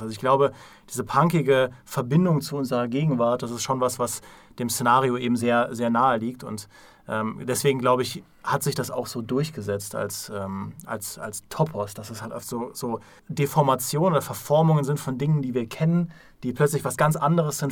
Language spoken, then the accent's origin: German; Trier, Rhineland-Palatinate, Germany; kann ich als Trierer natürlich absolut nachvollziehen. Ja? ja? ich wurde in Ruinen geboren